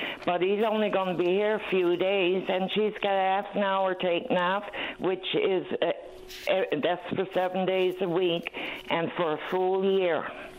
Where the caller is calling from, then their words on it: Grand Falls-Windsor, Newfoundland and Labrador, Canada; I'm a senior citizen. I'm calling from Grand Falls, Windsor.